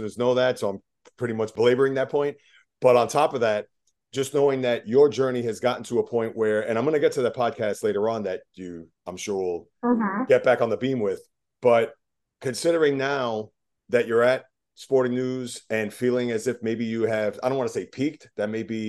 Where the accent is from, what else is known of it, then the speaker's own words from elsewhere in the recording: New York, United States; I'm a New Yorker